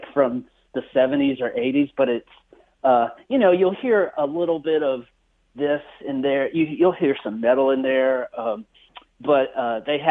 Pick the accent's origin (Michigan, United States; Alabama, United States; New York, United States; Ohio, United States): Alabama, United States; here in my home state of Alabama